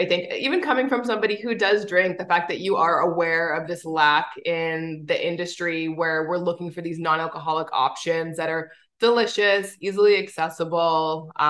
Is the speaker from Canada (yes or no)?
yes; Winnipeg, Manitoba, Canada; I'm from Winnipeg, actually.